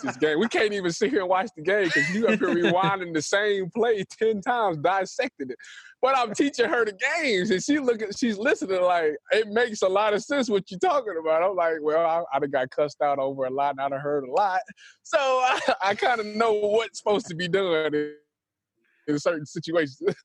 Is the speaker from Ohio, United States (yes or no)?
yes; Cleveland, Ohio, United States; I'm from Cleveland, so I'm a Browns fan